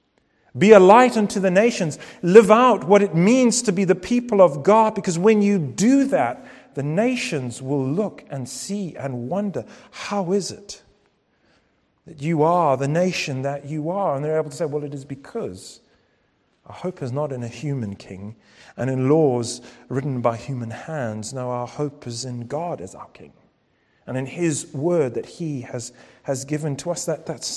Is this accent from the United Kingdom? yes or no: yes; United Kingdom; Our passports might say that we're British citizens